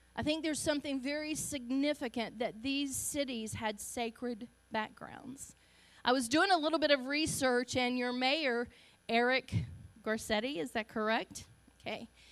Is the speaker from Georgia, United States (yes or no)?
yes; Augusta, Georgia, United States; accent: Southern; moved away; I'm Southern. You can tell I'm Southern. I'm proud of my Southern roots. I was born in Augusta, Georgia. Um, so if my uh, dialect is a little different